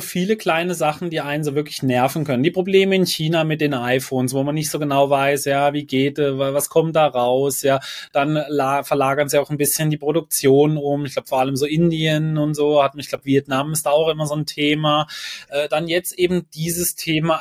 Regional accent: Germany; bei uns in Deutschland

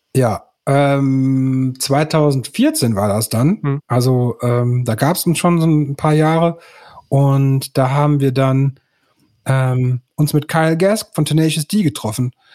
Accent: Münster, North Rhine-Westphalia, Germany; ich bin äh, gebürtiger Münsteraner und der Stadt treu geblieben bis heute

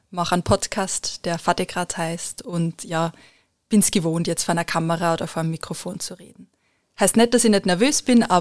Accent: Lower Austria, Austria; Ich bin in Niederösterreich aufgewachsen und ins Stiftsgymnasium Melk gegangen.

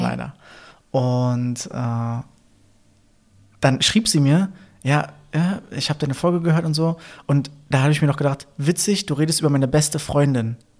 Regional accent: Berlin, Germany; accent: Berliner; meinen Berliner Akzent

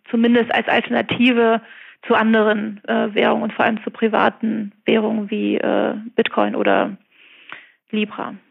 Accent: Germany; now in Beijing, China; als Deutsche

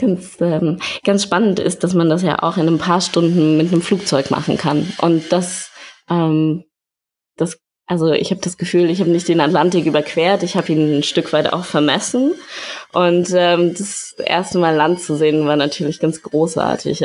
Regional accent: Berlin, Germany; moved away; also born or lived in Hamburg; ich komme aus Berlin. Ich habe in ähm, Berlin und Hamburg studiert.

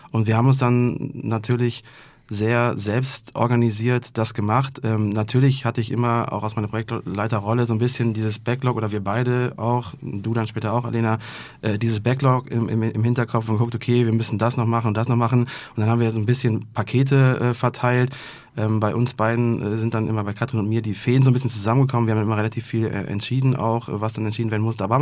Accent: Remagen, Rhineland-Palatinate, Germany; Ja, ich bin Rheinländer, im Herzen und auch wirklich. Also äh, ich komme aus dem kleinen Städtchen Remagen, bin da relativ schnell hingezogen, also habe dann da über 20 Jahre gewohnt.

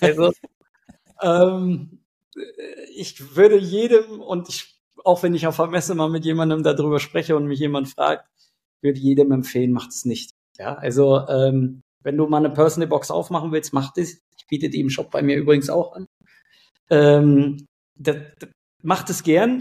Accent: Hanover, Lower Saxony, Germany; ich komme aus Hannover

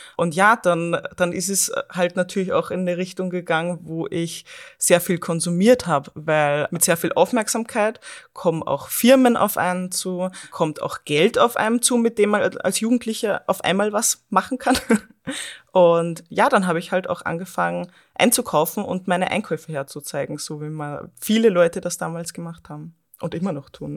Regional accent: Austria; also born or lived in Vienna, Austria; Ich bin auch aus der Großstadt, also aus Wien in Österreich, dann äh, in meinen Heimatort zurückgezogen

